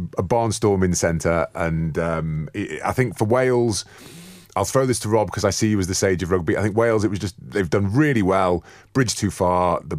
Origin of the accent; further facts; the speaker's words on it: Falkland Islands; I'm from the Falklands and it's my home nation.